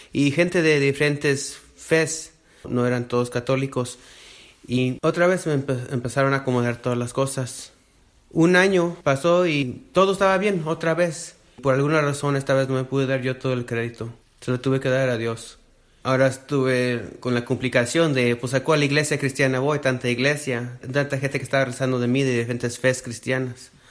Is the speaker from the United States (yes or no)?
yes; Southern California, United States; soy del sur de California, en Estados Unidos